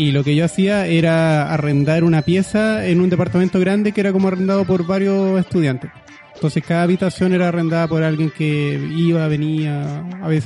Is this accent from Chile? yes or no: yes; Chile; also born or lived in Argentina; Pero cuando yo estaba en Argentina, para, para todos allá yo era el chileno, pues yo hablaba como chileno. Entonces como que quedé como en un punto medio en el que acá era el argentino y en Argentina era el chileno.